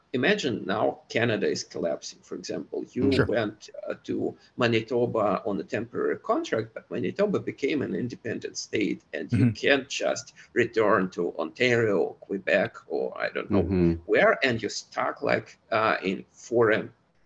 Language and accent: English; Moscow, Russia; I grew up in Moscow